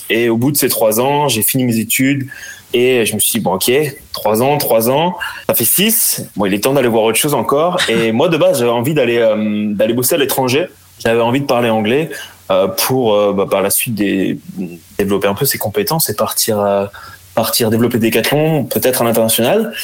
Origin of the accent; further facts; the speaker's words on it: Brittany, France; je suis breton, j'ai vécu un peu un peu partout dans le monde quand j'étais petit avec avec mes parents